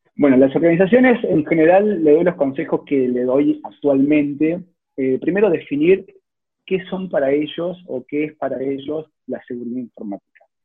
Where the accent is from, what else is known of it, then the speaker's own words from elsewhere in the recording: Salta, Argentina; moved away as an adult; now in Córdoba, Argentina; yo soy originalmente de Salta, hace, si bien hace 12 años que vivo en Córdoba, nací allá en Salta